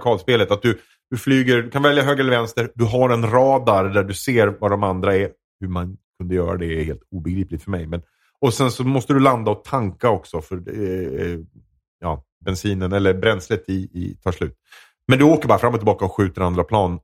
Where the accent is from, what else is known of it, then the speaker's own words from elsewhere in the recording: Edsbyn, Gävleborg County, Sweden; jag är uppväxt i Edsbyn